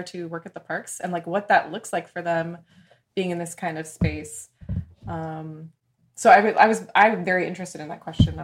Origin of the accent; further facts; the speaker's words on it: Orlando, Florida, United States; I'm from Orlando